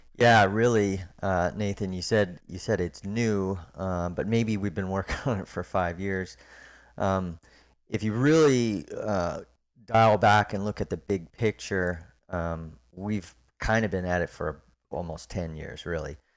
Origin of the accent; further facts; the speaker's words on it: Orlando, Florida, United States; moved away as an adult; also born or lived in Park City, Utah; now in Memphis, United States; I grew up in Orlando, Florida